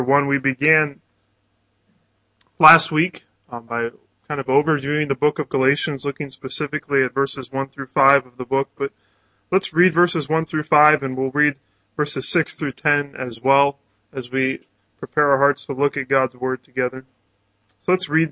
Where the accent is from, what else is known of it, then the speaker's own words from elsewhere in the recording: Canton, Ohio, United States; moved away; I grew up in Canton, Ohio